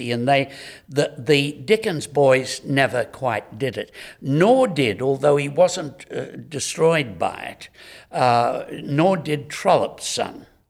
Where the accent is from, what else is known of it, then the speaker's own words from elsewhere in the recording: Homebush, New South Wales, Australia; I'm a boy from Homebush.